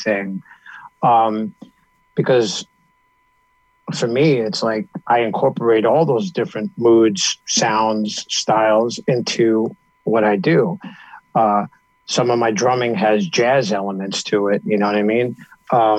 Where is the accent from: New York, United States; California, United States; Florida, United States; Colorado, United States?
New York, United States; Growing up in New York, there was this radio station on Long Island, WLIR